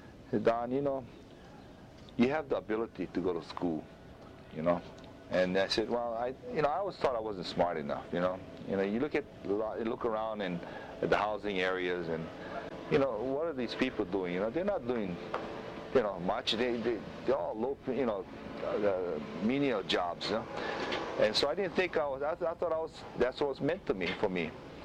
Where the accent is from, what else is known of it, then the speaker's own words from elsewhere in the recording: Honolulu, Hawaii, United States; We were on welfare and everything at the time. And growing up there, I met a lot of different people